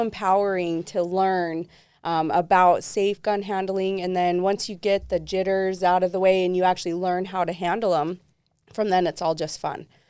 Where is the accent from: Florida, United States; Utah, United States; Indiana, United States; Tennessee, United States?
Utah, United States; Southern; I was raised predominantly in Southern Utah most of my life.